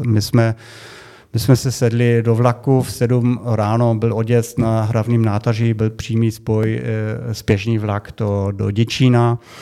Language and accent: Czech; Germany; Czech is a second language; now in Czech Republic; my Němci